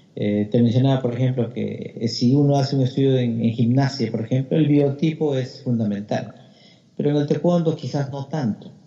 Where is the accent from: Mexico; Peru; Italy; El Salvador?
Peru; now in Australia; por lo menos en el Perú no había entrenamiento este, sistematizado